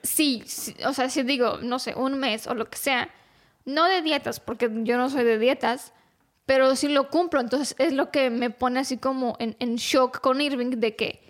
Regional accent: Romania; yo que soy rumana

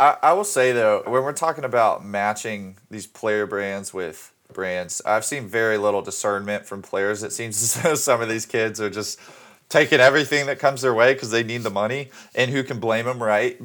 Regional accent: Birmingham, Alabama, United States; my hometown, uh, Birmingham, Alabama

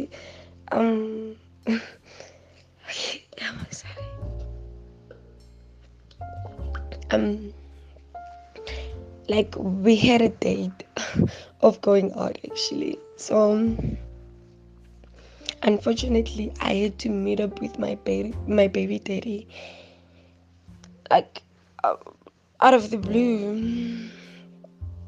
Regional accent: Brits, North West, South Africa; I'm from Babo, Brits, Northwest

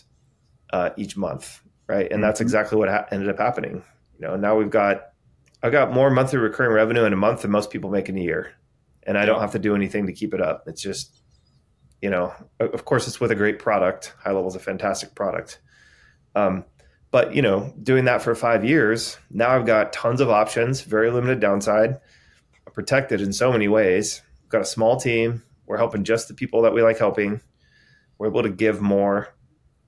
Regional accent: San Diego, California, United States; I grew up in San Diego

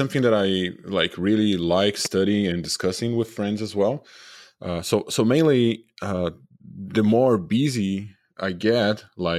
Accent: Brazil; English is a second language; moved away as an adult; now in United States; I'm originally from Brazil, so I moved to the U.S. 5 years ago to work at Naughty Dog. They relocated me and my wife.

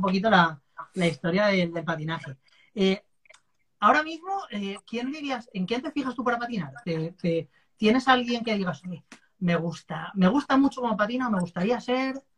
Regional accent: Valencia, Valencian Community, Spain; yo soy de Valencia

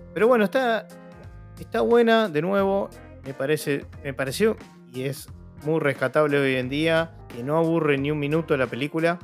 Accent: Argentina; nosotros que somos argentinos

